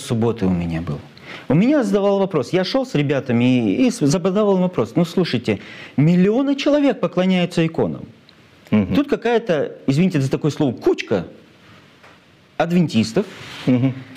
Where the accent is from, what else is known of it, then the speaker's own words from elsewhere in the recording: Cheboksary, Chuvashia, Russia; мой родной город, мой любимый город Чебоксары